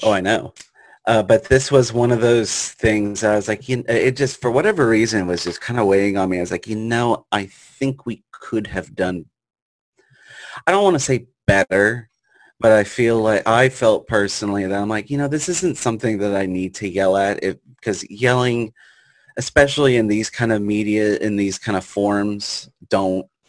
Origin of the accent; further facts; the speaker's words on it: Richmond, Virginia, United States; growing up in uh, Richmond, Virginia